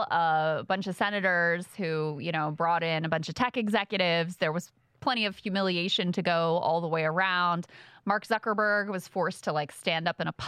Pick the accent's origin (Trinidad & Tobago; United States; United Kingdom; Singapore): Singapore; And by the way, I'm not Chinese. I'm from Singapore, which is a totally different country, in case you didn't know.